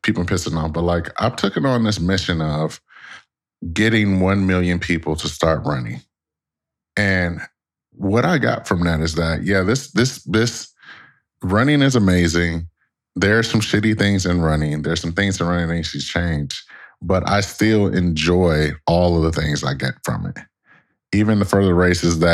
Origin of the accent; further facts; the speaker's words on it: Detroit, Michigan, United States; moved away as an adult; also born or lived in Connecticut; me growing up in Detroit, Michigan